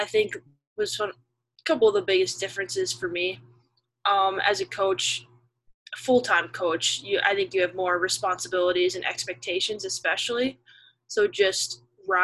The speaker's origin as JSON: {"language": "English", "region": "Minnesota", "country": "United States", "also_born_or_lived": "Ohio", "moved": "as an adult", "lives_now": "Pittsburgh, United States", "said": "I'm originally from Minnesota"}